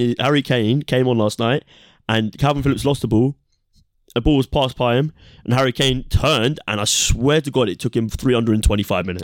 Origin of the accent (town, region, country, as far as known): England, United Kingdom